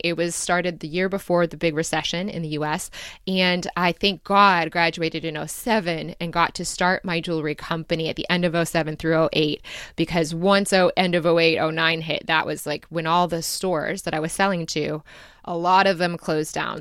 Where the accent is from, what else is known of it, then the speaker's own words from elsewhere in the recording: Michigan, United States; also born or lived in Dayton, Ohio / Chicago / Ann Arbor, Michigan; I moved when I was about seven and a half or eight years old, I moved to Michigan and I grew up there